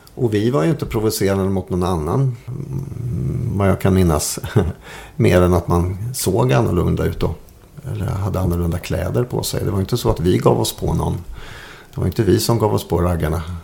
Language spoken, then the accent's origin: Swedish; Malmslätt, Östergötland, Sweden; Jag bodde en knapp mil utanför Linköping, ute på landet.